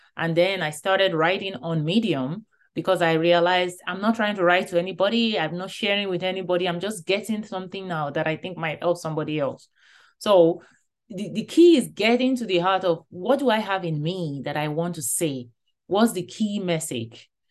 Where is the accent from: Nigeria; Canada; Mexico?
Nigeria; moved away; growing up in Nigeria